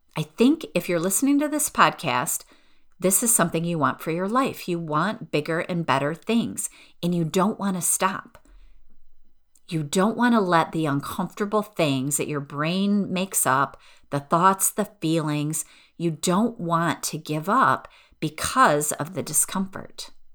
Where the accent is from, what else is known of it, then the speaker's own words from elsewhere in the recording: outside of Detroit, Michigan, United States; I grew up outside of Detroit